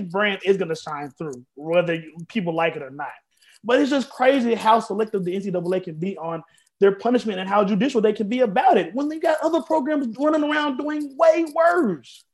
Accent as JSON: {"language": "English", "town": "Memphis", "region": "Tennessee", "country": "United States", "tie": "born or raised there", "said": "I am from Memphis, Tennessee"}